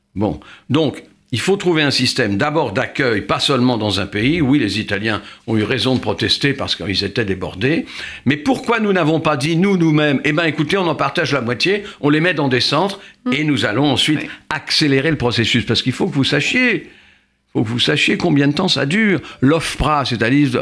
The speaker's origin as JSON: {"language": "French", "country": "France", "said": "chez nous en France"}